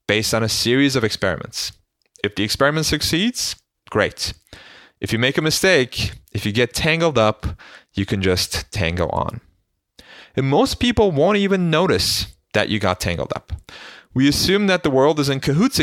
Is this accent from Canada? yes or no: no; Istanbul, Turkey; moved away; As a young boy growing up in Istanbul